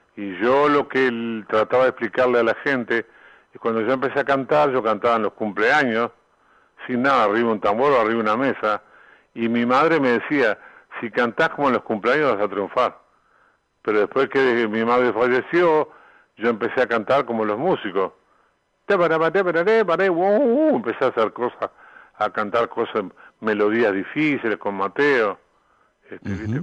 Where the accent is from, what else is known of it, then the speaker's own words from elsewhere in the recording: Uruguay; moved away as an adult; also born or lived in Argentina / Mexico; yo vine a Uruguay cantidad de veces, estuve 23 años afuera y venía a tocar acá